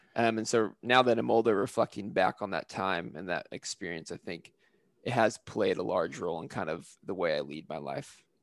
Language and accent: English; California, United States; I am originally from California, where I kind of have a lot of my roots of my travel background, and I grew up in a family that was very big into camping